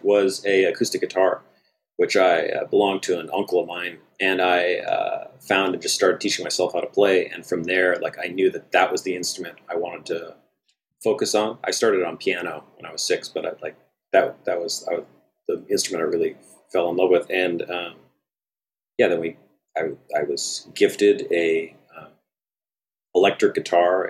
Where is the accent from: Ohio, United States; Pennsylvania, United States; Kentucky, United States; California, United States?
California, United States; Bay Area; I also grew up in a relatively small town. So I'm from the Bay Area.